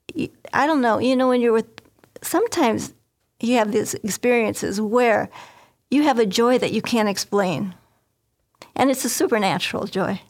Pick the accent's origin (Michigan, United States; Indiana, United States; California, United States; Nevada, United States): Indiana, United States; northwest; I grew up in Indiana, in a northwest corner of Indiana, not too far from Chicago